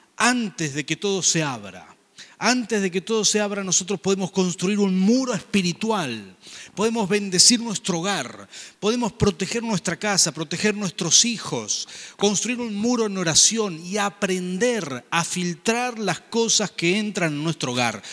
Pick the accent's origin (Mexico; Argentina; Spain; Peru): Argentina; Como decimos acá en Argentina